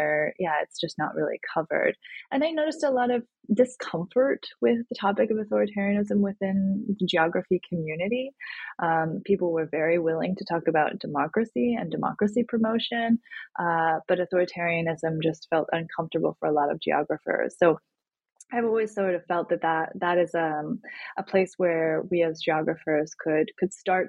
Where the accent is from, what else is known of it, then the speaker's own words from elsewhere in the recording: United States; my experience of growing up in the United States